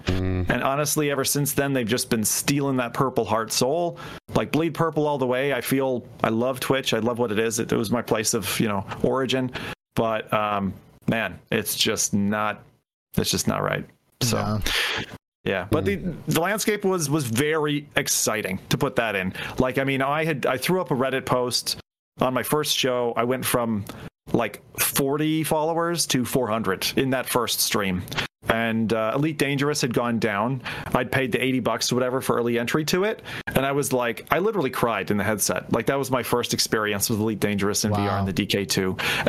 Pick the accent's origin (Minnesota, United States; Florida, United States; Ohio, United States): Ohio, United States; Cleveland; born there; also born or lived in Delaware, Ohio / Anchorage, Alaska; I was born in Cleveland. I was Cleveland, Ohio. So I'm not too far now from where I was born. But then every 2 to 3 years, I'd move because my dad worked for the oil industry. So I was in Delaware, Ohio.